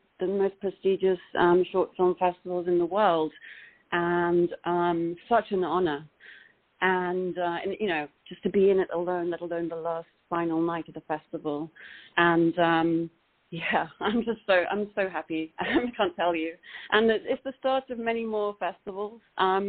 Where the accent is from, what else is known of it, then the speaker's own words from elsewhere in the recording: Los Angeles, California, United States; amazing seeing it on the big screen in the Lamley Theatre NoHo 7 in Los Angeles. and that's where my hometown is.